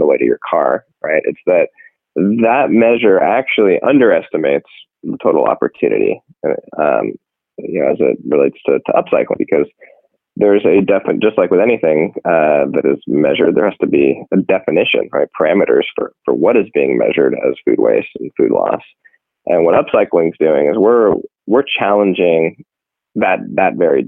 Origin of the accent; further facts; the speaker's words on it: San Francisco, California, United States; this is my hometown. This is my community